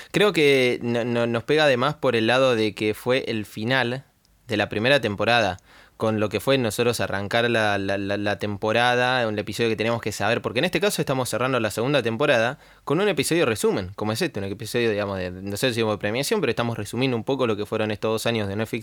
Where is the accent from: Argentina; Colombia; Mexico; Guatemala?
Argentina